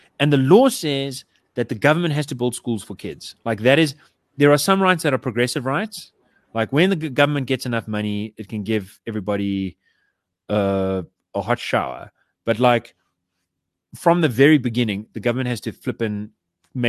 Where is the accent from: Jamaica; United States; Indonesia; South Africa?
South Africa; I grew up in Yeovil